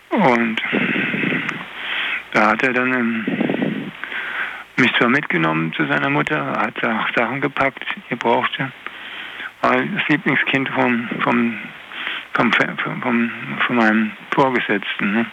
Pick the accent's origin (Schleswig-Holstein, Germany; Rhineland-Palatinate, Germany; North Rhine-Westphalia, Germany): Rhineland-Palatinate, Germany; Koblenz; komme aus Koblenz und äh, ich wohne, wohne, allerdings damals noch nicht in Koblenz, ich habe in Nachstetten gewohnt.